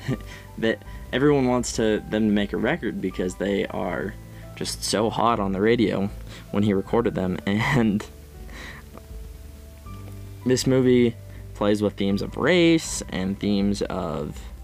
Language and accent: English; United States; I'm from the Northwest, Midwest